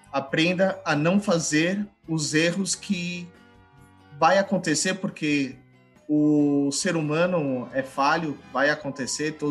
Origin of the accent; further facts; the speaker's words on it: Brazil; E eu sou brasileiro, não desisto nunca